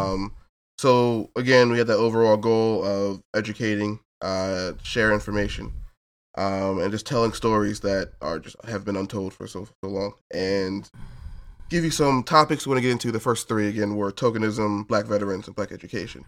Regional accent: New Jersey, United States; I'm from South Jersey, Lane County

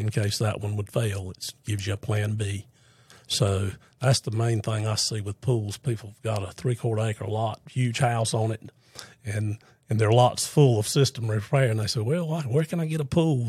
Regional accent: Fuquay-Varina, North Carolina, United States; Born and raised in Fuquay

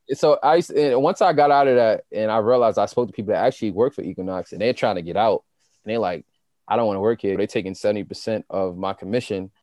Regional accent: New York City, New York, United States; I'm a kid from Queens. Like, I grew up in Southside. I grew up in Jamaica.

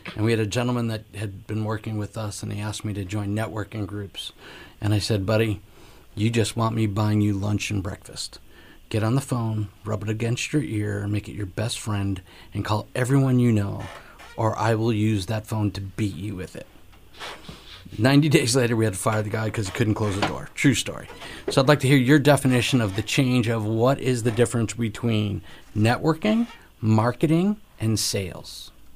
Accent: Connecticut, United States; now in Florida, United States; I'm from Connecticut

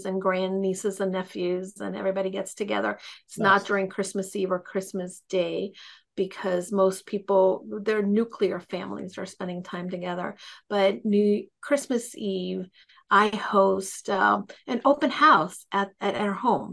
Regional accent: New York City, New York, United States; moved away as an adult; also born or lived in El Salvador; now in Connecticut, United States; I am partially from New York, but to be quite honest, I'm from also El Salvador. I spent the first 10 years of my life there.

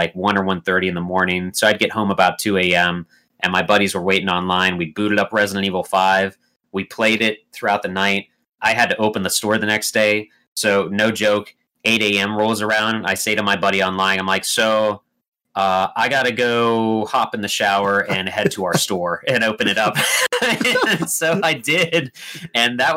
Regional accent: United States; I'm an American

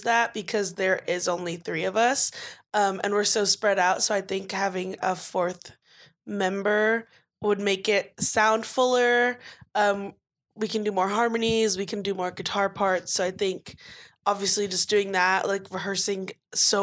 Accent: Los Angeles, California, United States; also born or lived in Florida; I moved to California when I was really little, and I was just a little city girl. I lived in like by USC

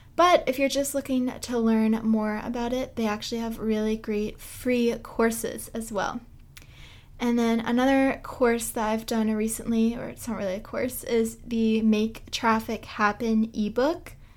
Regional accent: Boston, Massachusetts, United States; I am from Boston, so I'm New England born and raised

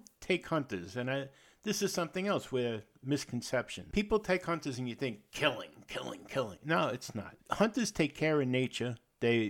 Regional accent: New York City, New York, United States; I was born and raised in the Bronx in New York

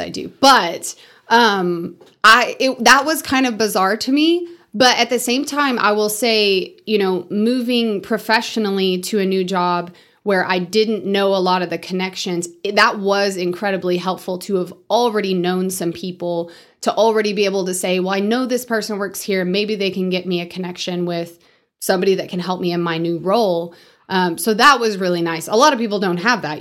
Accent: Amarillo, Texas, United States; also born or lived in Bushland, Texas; We grew up about halfway in between Bushland and Amarillo

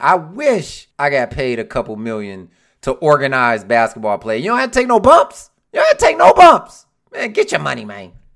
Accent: Detroit, Michigan, United States; I'm from Detroit

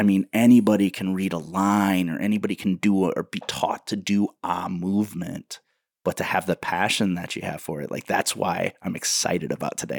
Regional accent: Waterloo, Iowa, United States; in Iowa, I live in, in a town called Waterloo

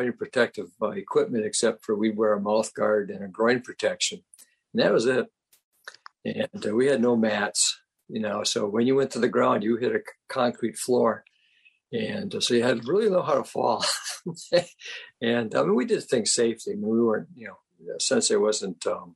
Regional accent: Rhinelander, Wisconsin, United States; I grew up in Rhinelander, Wisconsin, population of 8,000 people.

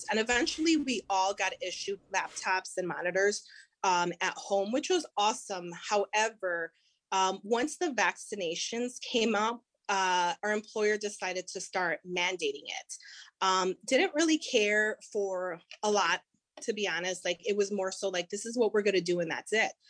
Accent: Chicago, Illinois, United States; i'm from Humboldt Park uh, i graduated from a uh, dr pedro Albizu campos which is a puerto rican cultural center and alternative um, high school

